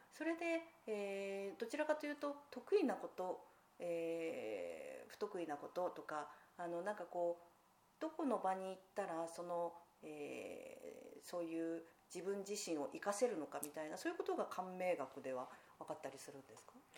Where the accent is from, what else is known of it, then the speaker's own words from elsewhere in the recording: Fukushima, Japan; moved away; 私が田舎がその福島の出身